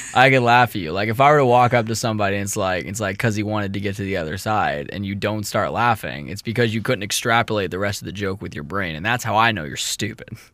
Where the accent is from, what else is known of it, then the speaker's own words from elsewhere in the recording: St. Louis, Missouri, United States; we're from Saint Louis